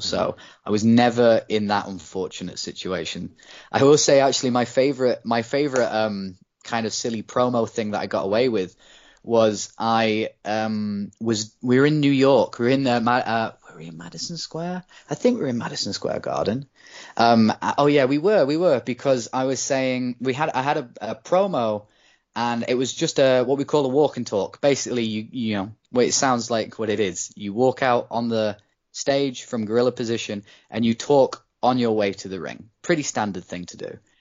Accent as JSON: {"language": "English", "country": "United Kingdom", "said": "being a British person"}